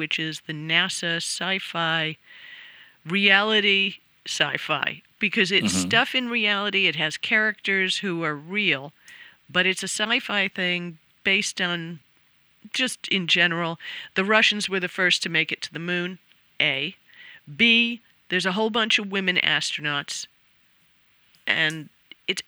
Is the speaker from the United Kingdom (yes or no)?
yes; England, United Kingdom; moved away; I'm from England.